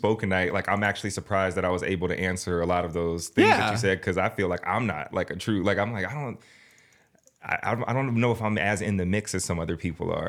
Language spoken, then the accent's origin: English; Massachusetts, United States; moved away; Long story short, like I came here from Massachusetts. I was getting in a lot of trouble.